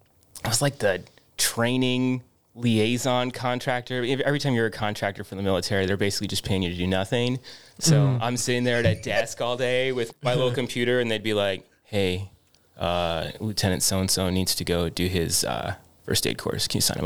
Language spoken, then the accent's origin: English; Bend, Oregon, United States; also born or lived in Cupertino, United States; I grew up in Oregon. I was born here, born in Northern California, down South Bay, Cupertino, and then moved from there up to Oregon. My family lived in Bend, Oregon, right down smack dab in the middle there.